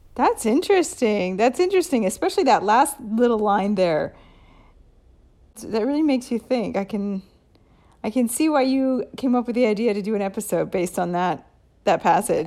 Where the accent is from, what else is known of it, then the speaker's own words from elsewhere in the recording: United States; now in Italy; I'm American